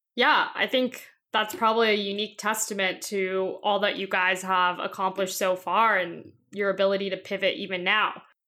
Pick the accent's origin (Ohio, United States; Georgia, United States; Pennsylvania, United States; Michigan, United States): Georgia, United States; Atlanta; I'm from Atlanta